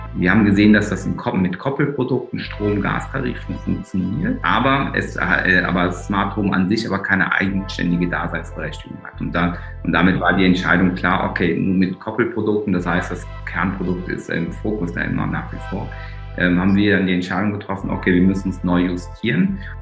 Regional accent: Germany; bin ich eigentlich ein ganz klassisches Migrantenkind hier in, mhm. in Deutschland der zweiten Generation

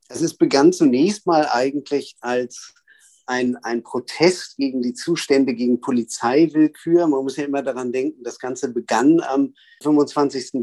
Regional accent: Berlin, Germany; also born or lived in Cairo, Egypt

